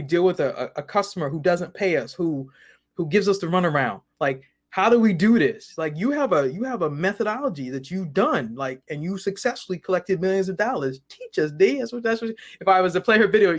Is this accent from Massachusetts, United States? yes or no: yes; Boston, Massachusetts, United States; now in Maryland, United States; I'm originally from Boston. I now live in the Maryland. I actually live in Maryland.